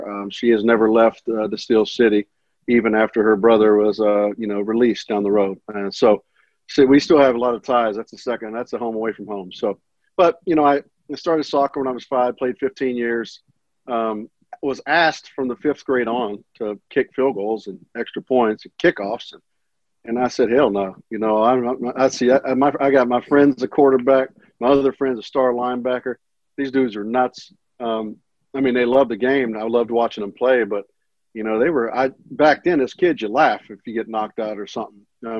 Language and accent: English; Kansas City, Missouri, United States; born there; also born or lived in Olathe, Kansas / Pittsburg, Kansas / Moore, Oklahoma; Well, I was born in Kansas City, Missouri, lived in Olathe, Kansas, Pittsburgh, Kansas, Pittsburgh with no H, Kansas, and Moore, Oklahoma